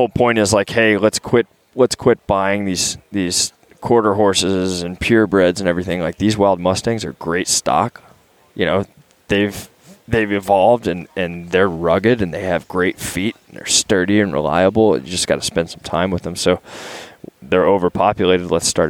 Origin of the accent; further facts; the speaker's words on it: Texas, United States; moved away as an adult; also born or lived in Carbondale, Colorado; I grew up in Texas where the state is 2%.